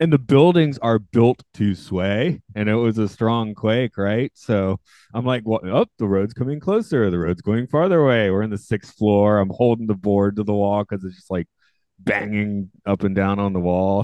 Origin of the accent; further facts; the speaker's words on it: the South, United States; I grew up in the South